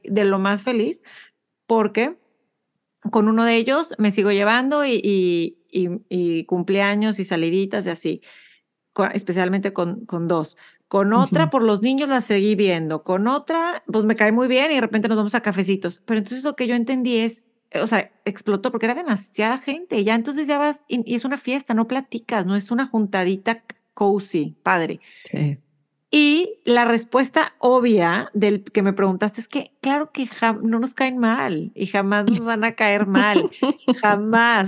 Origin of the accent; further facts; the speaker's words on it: Monterrey, Nuevo León, Mexico; now in United States; soy de Monterrey